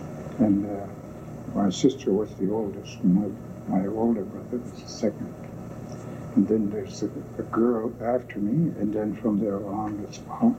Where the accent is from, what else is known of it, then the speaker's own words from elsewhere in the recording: Serpent River Indian Reserve, Ontario, Canada; I was born on the Serpent River Indian Reserve. It's in 1897, on June 11th. Uh-huh. So I am almost 76 years old.